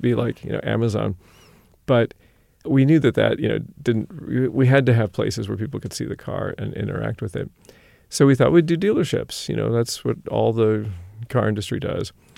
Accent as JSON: {"language": "English", "town": "Sacramento", "region": "California", "country": "United States", "also_born_or_lived": "Berkeley / Bay Area / Middle East / Europe", "said": "I'm from Sacramento originally."}